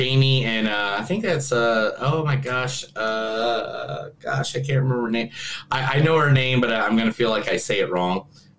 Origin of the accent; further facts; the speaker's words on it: Ireland; because I'm Irish.